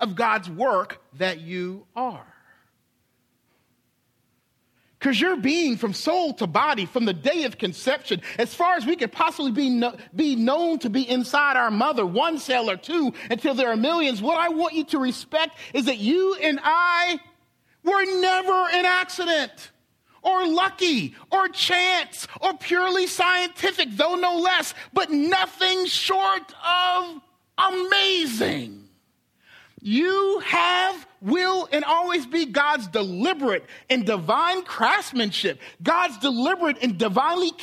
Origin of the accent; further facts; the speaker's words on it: Charleston, South Carolina, United States; my hometown, Charleston